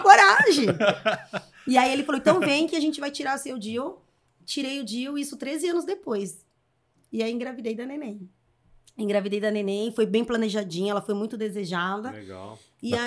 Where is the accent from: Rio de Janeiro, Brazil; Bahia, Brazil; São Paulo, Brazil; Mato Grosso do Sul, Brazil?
São Paulo, Brazil; also born or lived in Vila Formosa, São Paulo; Cresci aqui. Cresci aqui.